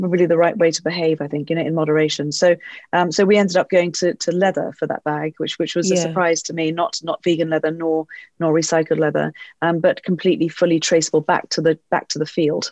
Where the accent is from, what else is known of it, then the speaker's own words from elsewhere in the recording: England, United Kingdom; we're English